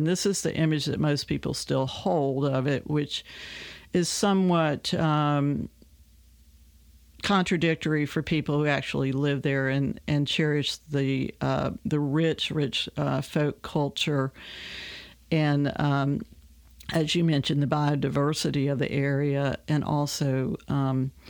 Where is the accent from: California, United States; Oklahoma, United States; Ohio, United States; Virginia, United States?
Virginia, United States; Richlands; I was born there in Richlands. We left there in 1969, so I spent, you know, my whole childhood was pretty much encapsulated in that area.